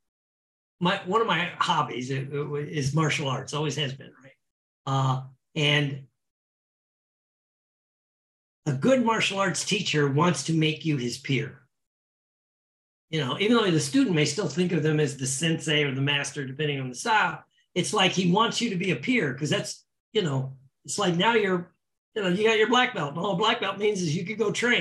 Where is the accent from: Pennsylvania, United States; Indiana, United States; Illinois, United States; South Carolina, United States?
Indiana, United States; moved away as an adult; now in Florida, United States; I come from Indiana